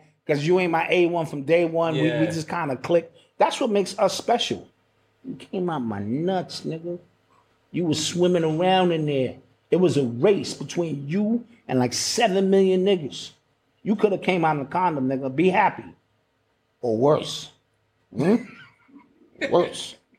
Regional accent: Brooklyn, New York, United States; You know, I'm from Brooklyn.

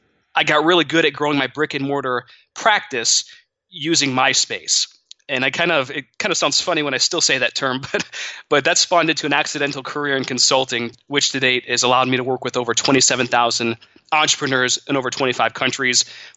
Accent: Monroe, Michigan, United States; But I grew up in Monroe, Michigan. In a middle-class family, my parents were very hard workers

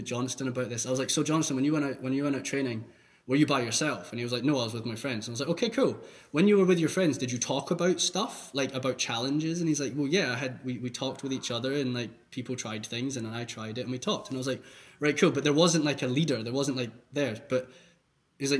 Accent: Scotland, United Kingdom; moved away as an adult; now in Hamburg, Germany; I'm from Scotland and I sound really weird.

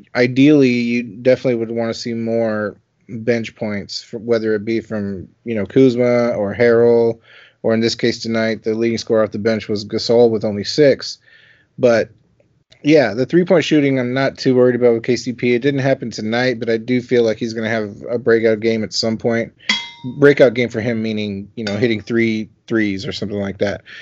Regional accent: Austin, Texas, United States; I'm from Texas, Austin, Texas

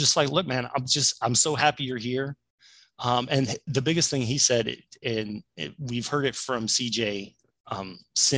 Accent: Ohio, United States; moved away; I'm originally from Ohio

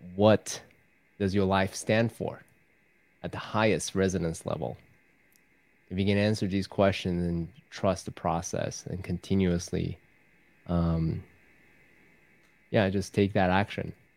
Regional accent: Taiwan; I was raised in Taiwan from a Confucius teaching background

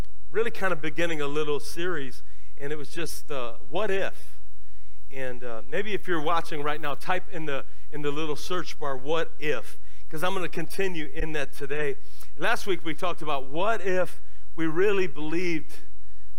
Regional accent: Lorain, Ohio, United States; moved away; When I was a kid, I grew up in Lorain, Ohio

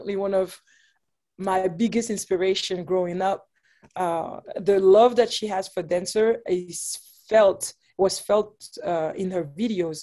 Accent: Geneva, Switzerland; moved away as an adult; now in United States; I was born and raised there in Geneva, Switzerland

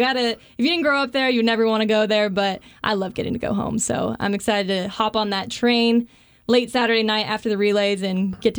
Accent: Garden City, Kansas, United States; Garden City, Kansas. That is the place of beauty. Down there in western Kansas, not a lot of people have been

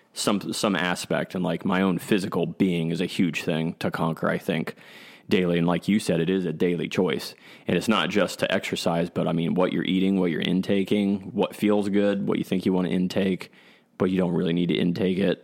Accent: Columbus, Ohio, United States; I grew up here in Columbus, Ohio

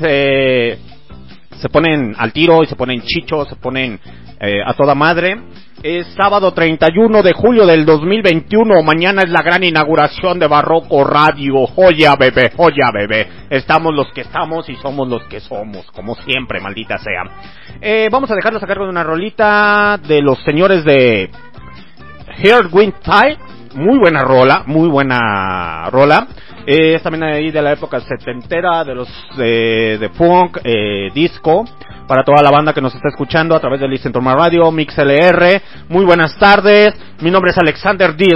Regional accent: Mexico; now in León, Mexico; soy mexicano

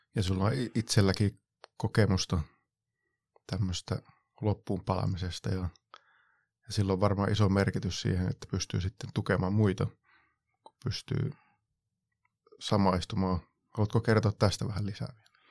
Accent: Varkaus, North Savo, Finland; silloin omassa lapsuudessa, nuoruudessa tuolla varkaudessa Savossa

